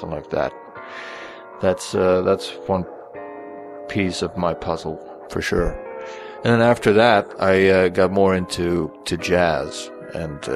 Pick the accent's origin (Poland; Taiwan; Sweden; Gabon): Sweden; moved away as an adult; I grew up in Sweden and only moved here in 2000.